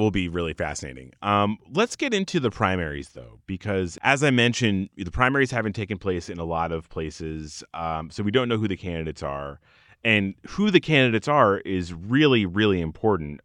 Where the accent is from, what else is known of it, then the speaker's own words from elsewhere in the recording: Arizona, United States; it's my home state